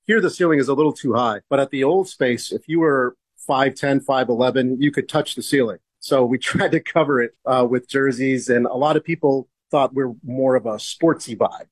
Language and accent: English; California, United States; moved away as an adult; now in Portland, United States; I'm from California, so I know that uh, I'm one of those California transplants